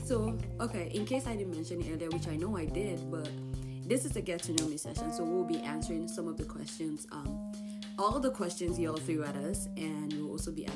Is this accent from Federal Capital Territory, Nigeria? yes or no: yes; Abuja, Federal Capital Territory, Nigeria; also born or lived in Ijebu-Ode, Ogun State, Nigeria; I was raised in Abuja for at least 14 years of my life